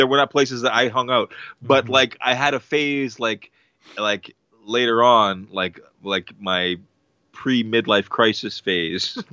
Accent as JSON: {"language": "English", "town": "Oshawa", "region": "Ontario", "country": "Canada", "tie": "born or raised there", "said": "growing up in Oshawa"}